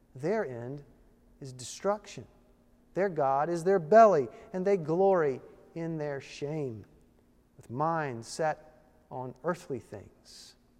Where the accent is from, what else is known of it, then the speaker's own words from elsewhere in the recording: Virginia, United States; I was born in Virginia. And once a Virginian, always a Virginian